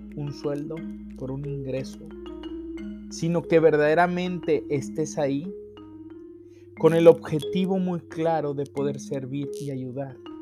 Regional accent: Mexico; como buen mexicano

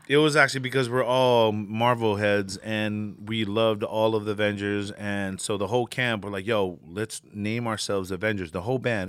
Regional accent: Hawaii, United States; moved away; also born or lived in American Samoa / Samoa; I grew up in Hawaii for about ten, good ten years of my life

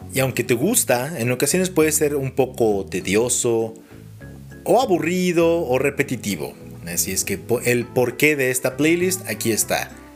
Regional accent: Mexico City, Mexico; Soy chilango

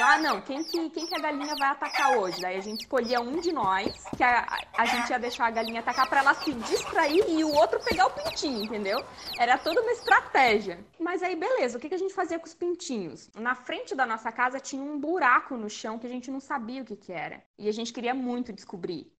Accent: Manaus, Amazonas, Brazil; moved away; also born or lived in Santa Catarina; eu nasci em Santa Catarina, mas eu fui criada em Manaus.

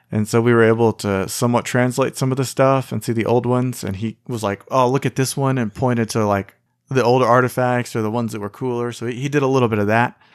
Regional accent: United States

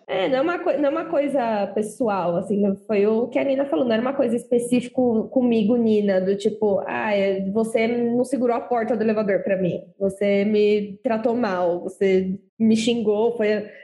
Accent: Osasco, São Paulo, Brazil; moved away as an adult; now in São Paulo, Brazil; eu sou de Osasco, hoje eu moro aqui na Avenida Burguesa Safada

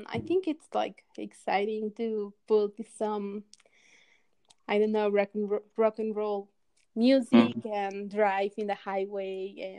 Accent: Mexico City, Mexico; now in Aguascalientes, Mexico; Well, I was born in Mexico City, but right now I'm living in a small town called Aguascalientes, which is located like in the middle of Mexico.

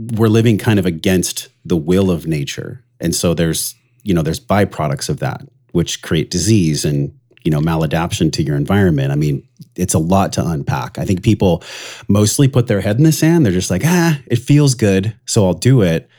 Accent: La Mesa, California, United States; I grew up in East County, La Mesa, which was, like, geriatric ward

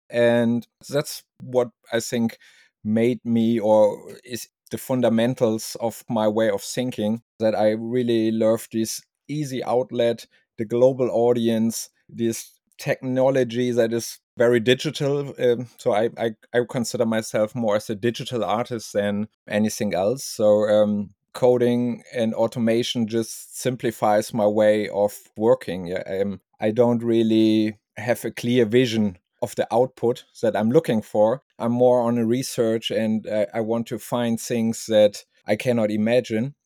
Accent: Germany; from Germany

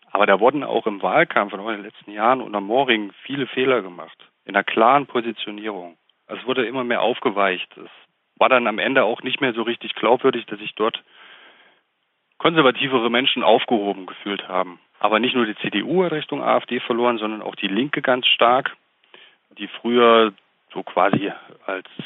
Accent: Thuringia, Germany; wir fühlen uns als Thüringer eigentlich immer gut

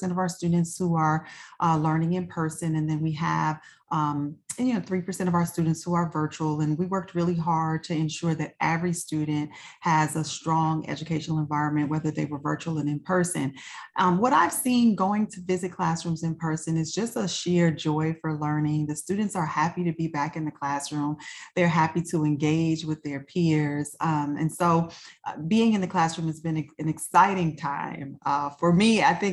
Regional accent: Chicago, Illinois, United States; moved away as an adult; also born or lived in Prince William County, Virginia; I'm a native Chicagoan. I was born and raised in Chicago

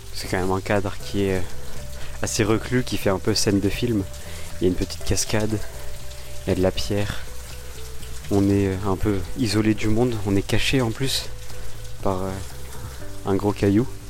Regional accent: Mexico; French is a second language; moved away as an adult; now in Lille, France; je suis Mexicain

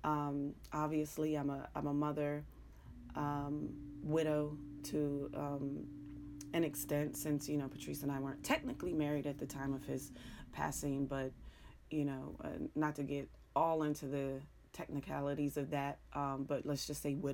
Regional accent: Pittsburgh, Pennsylvania, United States; accent: Pittsburgh; moved away; you hear my accent that I struggle with every single day. The Pittsburgh at Pittsburgh when I'm concentrating, Pittsburgh when I'm just letting it flow

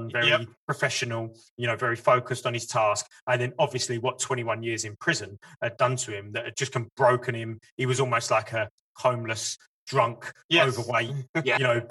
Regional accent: United Kingdom; as a British guy.

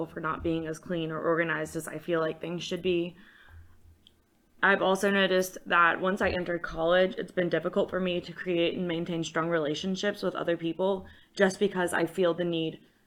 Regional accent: Hot Springs, Virginia, United States; I'm from Hot Springs, Virginia

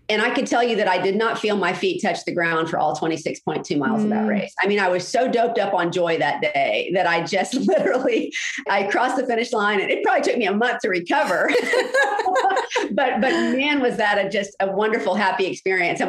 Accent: Jacksonville, Florida, United States; I grew up in Jacksonville.

